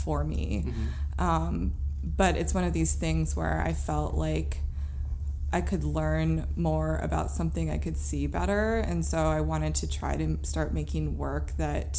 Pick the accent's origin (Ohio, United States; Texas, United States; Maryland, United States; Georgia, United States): Maryland, United States; Germantown; moved away as an adult; also born or lived in Baltimore, Maryland; now in New York, United States; I grew up in Maryland, in a very suburban neighborhood. It was the Gaithersburg, Germantown area